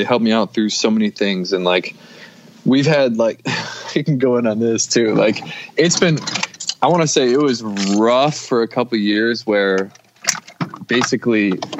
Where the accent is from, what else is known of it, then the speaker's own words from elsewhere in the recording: Syracuse, New York, United States; No, so I was born in Syracuse, kind of like right in the city of Syracuse, and then moved out to like this, like when I started school, I was in the suburbs, just like a regular fucking kid.